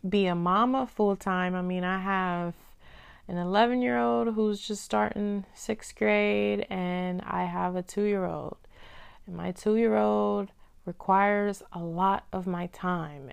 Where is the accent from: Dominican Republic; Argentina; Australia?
Dominican Republic; I'm from Dominican Republic